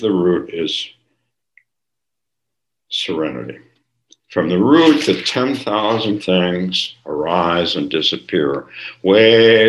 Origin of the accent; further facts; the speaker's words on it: California, United States; when I grew up in California